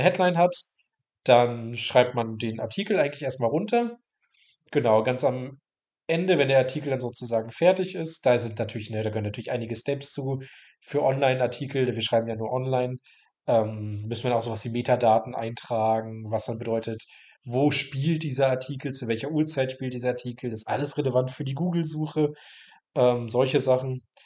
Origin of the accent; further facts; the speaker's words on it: Mecklenburg-Vorpommern, Germany; moved away as an adult; also born or lived in Bayreuth; Ich komme aus Mecklenburg-Vorpommern, ähm, bin dann 2000 17 für das Studium nach Bayreuth